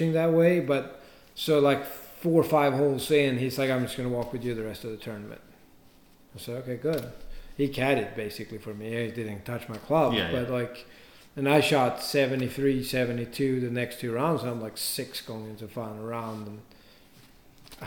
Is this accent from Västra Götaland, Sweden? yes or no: no; Stockholm, Stockholm County, Sweden; moved away as an adult; also born or lived in Augusta, Georgia; I'm from Stockholm